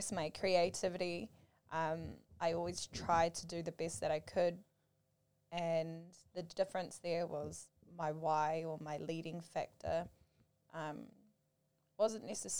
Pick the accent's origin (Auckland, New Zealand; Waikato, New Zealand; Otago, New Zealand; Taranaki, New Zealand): Auckland, New Zealand; Manurewa; I grew up in Manurewa